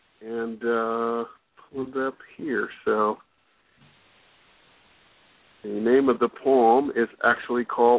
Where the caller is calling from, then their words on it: Columbus, Ohio, United States; I'm calling from Columbus, Ohio.